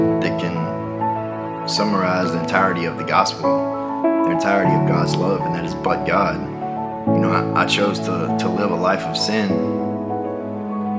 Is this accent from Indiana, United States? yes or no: no; Tupelo, Mississippi, United States; I grew up in Tupelo, Mississippi.